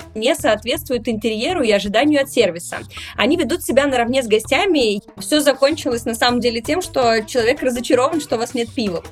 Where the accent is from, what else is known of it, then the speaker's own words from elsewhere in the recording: Saint Petersburg, Russia; я сама из Петербурга